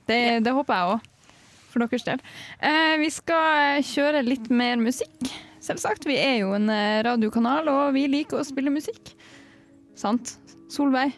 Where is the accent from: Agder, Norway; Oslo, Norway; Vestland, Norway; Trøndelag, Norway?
Trøndelag, Norway; Levanger; Jeg er fra Levanger, nesten oppe.